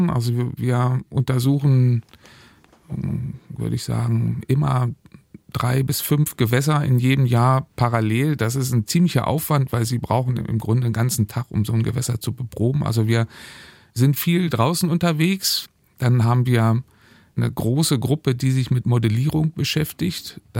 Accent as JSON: {"language": "German", "town": "Göttingen", "region": "Lower Saxony", "country": "Germany", "tie": "born or raised there", "also_born_or_lived": "Dresden", "said": "In Göttingen habe ich angefangen, also quasi in meiner Heimat, und bin dann aber der Liebe wegen relativ schnell nach Dresden geraten."}